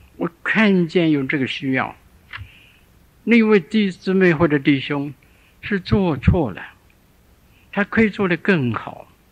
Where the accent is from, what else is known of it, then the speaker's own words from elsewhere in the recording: Shandong, China; 我小的时候住在山东一个地方，我五岁的时候